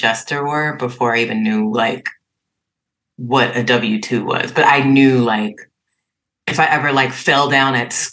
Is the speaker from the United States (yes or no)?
yes; Trenton, New Jersey, United States; I was born in Trenton, New Jersey, at Mercer County Hospital